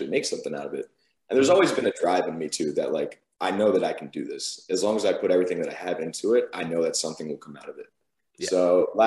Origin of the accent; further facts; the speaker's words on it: Pennsylvania, United States; moved away as an adult; now in Georgia, United States; I'm from Pennsylvania